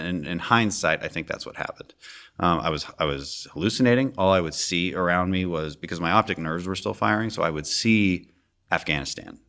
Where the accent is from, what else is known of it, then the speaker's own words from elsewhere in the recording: Houston, Texas, United States; I'm also from Houston.